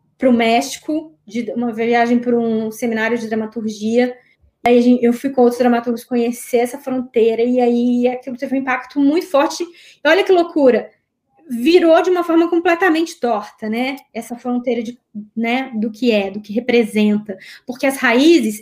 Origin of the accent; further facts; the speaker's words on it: Minas Gerais, Brazil; Eu sou de Minas